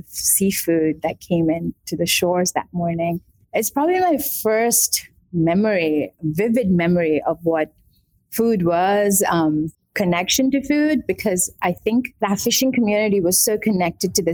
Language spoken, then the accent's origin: English; Kerala, India; also born or lived in Mumbai / Gujarat; now in Atlanta, United States; So I was born in Kerala, India, the southern tip of India. I was raised between Kerala, Mumbai, and a state called Gujarat. A lot of it was in Kerala